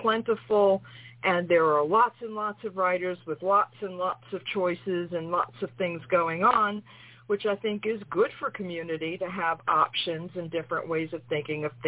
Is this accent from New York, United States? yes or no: yes; New York City, New York, United States; I'm from New York City